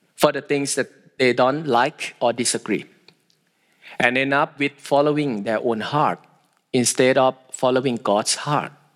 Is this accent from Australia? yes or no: no; Thailand; I am from Thailand